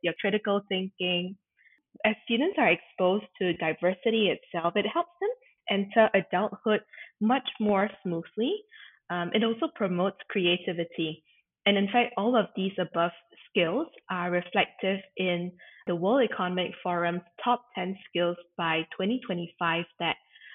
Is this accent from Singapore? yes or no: yes; Singapore; moved away as an adult; also born or lived in Lausanne, Switzerland; born and raised in Singapore until I took my first step out to pursue my Bachelor of Science in International Hospitality Management with EHL at our Lausanne, Switzerland campus